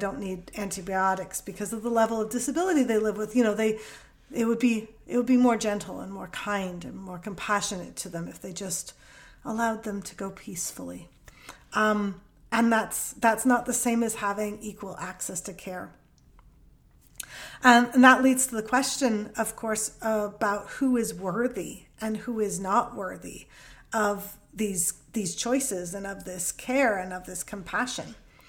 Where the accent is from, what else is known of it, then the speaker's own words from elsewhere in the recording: Canada; first language English; You know, English is my first language. My accent sounds like I don't have an accent in Canada.